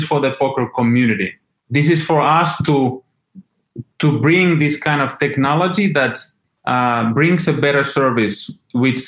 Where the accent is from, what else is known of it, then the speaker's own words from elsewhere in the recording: Finland; I was born in Finland. I grew up there.